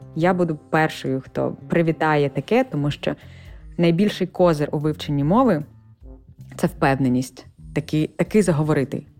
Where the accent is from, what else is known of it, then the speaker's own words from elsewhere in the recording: Ukraine; accent: Ukrainian; first language Ukrainian; moved away as an adult; now in United States; з України